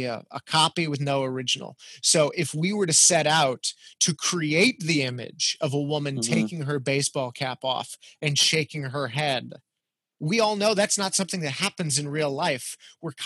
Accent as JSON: {"language": "English", "town": "El Paso", "region": "Texas", "country": "United States", "tie": "born or raised there", "moved": "yes", "said": "I grew up in El Paso, Texas"}